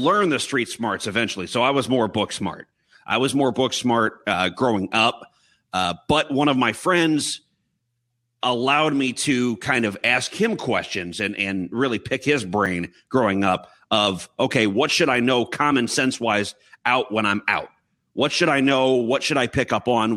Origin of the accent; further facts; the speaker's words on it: Chicago, Illinois, United States; I was born and raised here in Chicago, in the suburbs of Chicago, about 45 minutes from the city, northwest